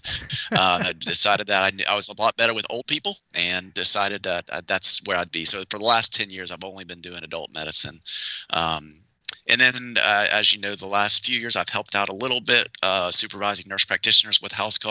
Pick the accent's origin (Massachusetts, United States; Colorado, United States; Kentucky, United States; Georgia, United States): Georgia, United States; outside of Atlanta; moved away as an adult; also born or lived in Augusta, Georgia; now in Columbia, United States; I grew up outside of Atlanta